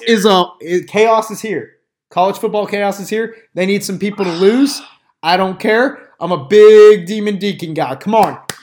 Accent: outside of Athens, Georgia, United States; I grew up outside of Athens

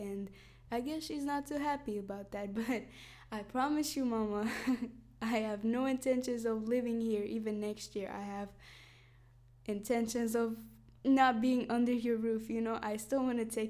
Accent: Iraqi Kurdistan, Kurdistan Region, Iraq; moved away; also born or lived in United States; I was born in Iraqi Kurdistan

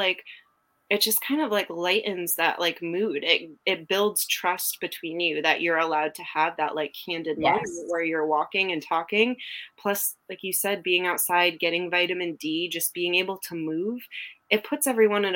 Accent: New England, United States; now in Texas, United States; I'm from New England. I live in Texas now

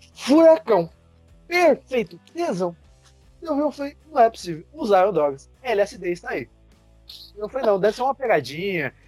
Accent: Cafelândia, Paraná, Brazil; eu sou lá de Cafelândia, que é a matriz. Meu avô viu a empresa crescer, conhece todo mundo tem granja lá

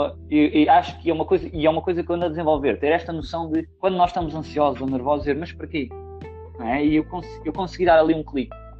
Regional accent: Portugal; moved away as an adult; also born or lived in Lisbon / France / Germany; now in Netherlands; sou português

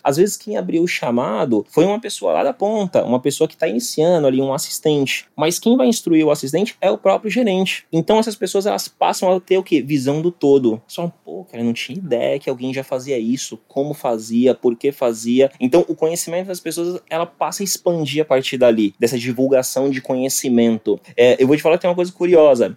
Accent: Guarujá, São Paulo, Brazil; eu venho aqui do Guarujá, né, litoral de São Paulo, e, bem, eu comecei a trabalhar mesmo com 11 anos.

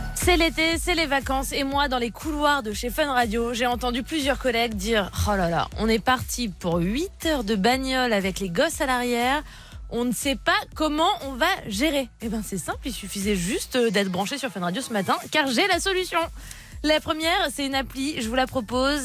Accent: Tourcoing, Hauts-de-France, France; also born or lived in Marcq-en-Barœul; nous, on est du nord, la famille. On vient de Tourcoing, marc en barreul donc vraiment dans le nord du nord de la France.

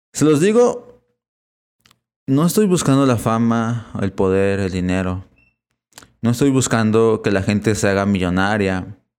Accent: Puebla, Mexico; He encarnado en México, en la ciudad de Puebla, así que soy catalogado como mexicano.

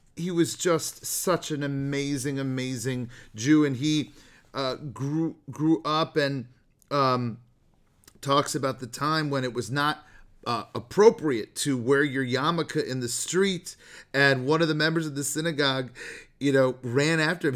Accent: the Bay Area, California, United States; I'm from the Bay Area

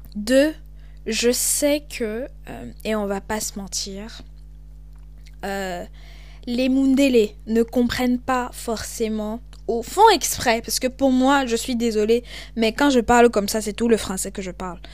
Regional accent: Cameroon; accent: Cameroonian; moved away as an adult; also born or lived in Lyon, France; now in France; j'ai grandi au Cameroun, et euh, j'étais beaucoup dans des milieux bilingues

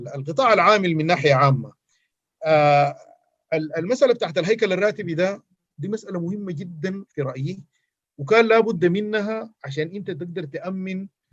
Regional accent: Sudan; احنا كلنا كسودانيين

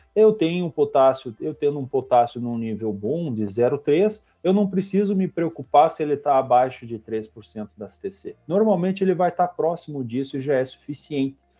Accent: Vacaria, Rio Grande do Sul, Brazil; moved away as an adult; also born or lived in Santa Catarina / Paraná; sou natural do Rio Grande do Sul, né, natural de Vacaria

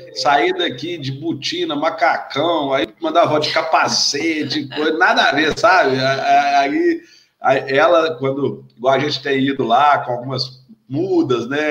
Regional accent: south of Minas Gerais, Brazil; eu sou do, natural do sul de Minas

